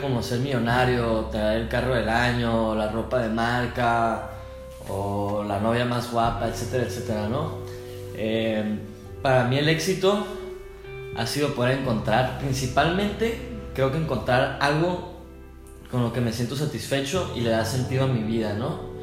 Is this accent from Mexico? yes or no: yes; northern Mexico, Mexico; somos bien norteños, no fronteriza, pero del norte. Los norteños somos como más así broncos